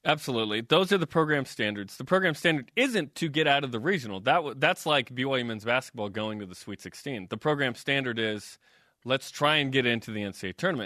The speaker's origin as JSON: {"language": "English", "area": "outside Boise", "region": "Idaho", "country": "United States", "tie": "born or raised there", "said": "I was born outside Boise"}